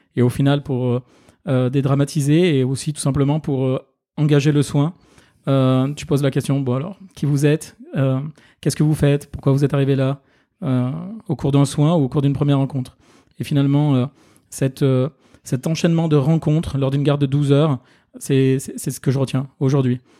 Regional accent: Ardèche, Auvergne-Rhône-Alpes, France; moved away as an adult; now in Paris, France; je suis originaire d'Ardèche

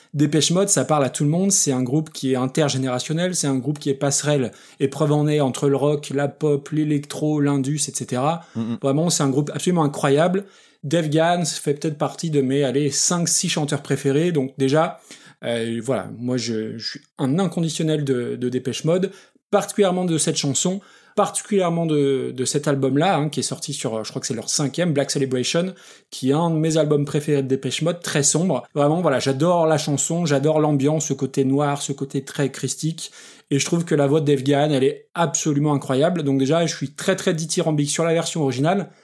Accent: France; en tant que français, avec un très très mauvais accent anglais

